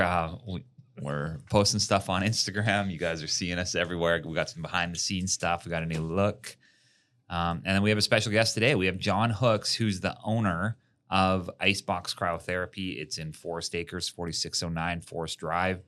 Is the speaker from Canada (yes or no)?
yes; Canada; I'm from Canada where minus forty is not that uncommon.